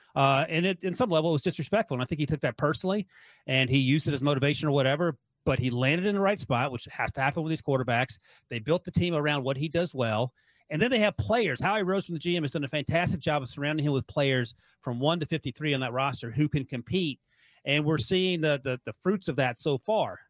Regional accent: North Carolina, United States; I grew up in North Carolina

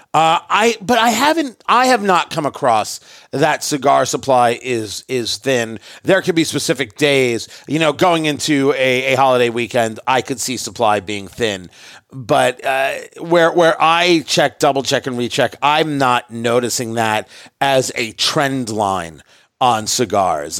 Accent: New York City, New York, United States; moved away; also born or lived in Indianapolis; I was born in Brooklyn, right? Born in Brooklyn, New York.

